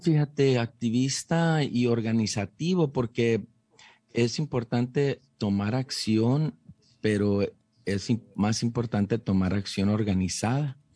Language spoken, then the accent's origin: Spanish; Calexico, California, United States; moved away as an adult; also born or lived in San Diego; yo era un joven chicano ahí creciendo en... Eh, yo soy de Calexico, eh, California